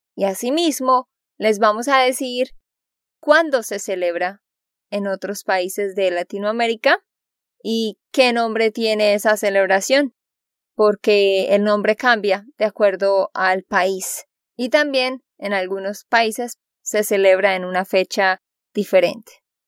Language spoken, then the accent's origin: Spanish; Santander, Colombia; de Santander, Colombia